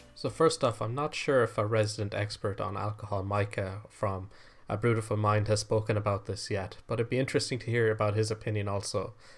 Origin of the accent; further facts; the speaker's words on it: Ireland; I am Irish